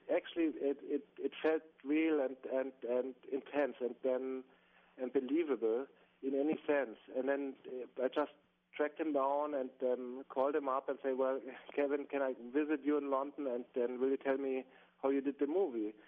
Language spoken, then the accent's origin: English; Bavaria, Germany; English is a second language; I'm from Bavaria, from the from the south of Germany, really close to the Alps, and um, mountaineering or walking and climbing in the mountains is sort of part of my my my childhood and youth.